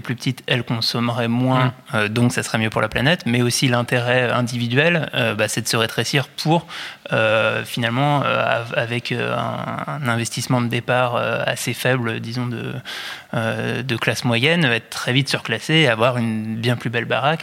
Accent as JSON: {"language": "French", "country": "France", "said": "en tant que Français"}